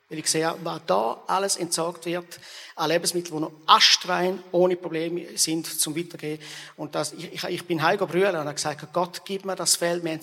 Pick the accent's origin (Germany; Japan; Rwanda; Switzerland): Rwanda; Und ich bin natürlich selber auch in der Mission aufgewachsen in Ruanda, wo wir äh, viele Hungersnotbereiche gesehen haben.